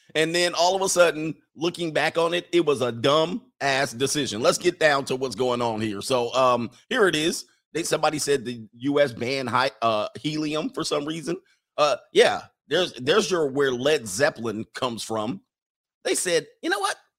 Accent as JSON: {"language": "English", "country": "United States", "said": "As an American, as a real American"}